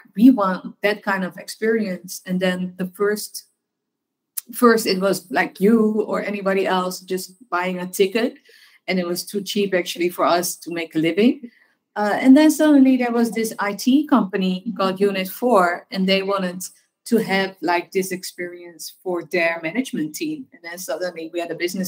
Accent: Amsterdam, North Holland, Netherlands; I'm born and raised in Amsterdam

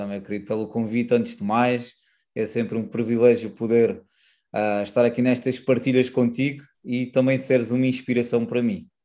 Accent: Silves, Algarve, Portugal; sou do Algarve, mais propriamente de Silves

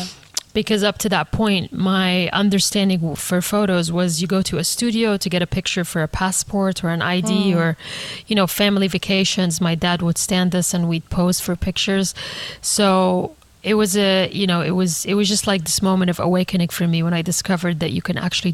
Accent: Egypt; also born or lived in Saudi Arabia; So home, I grew up in different places. So again, the idea of home was always there for me. I grew up between Egypt and Saudi Arabia.

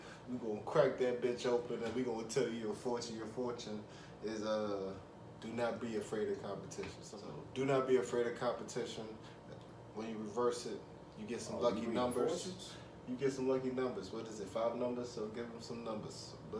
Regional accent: Pittsburgh, Pennsylvania, United States; My man Josh, you called … because I'm from Pittsburgh.

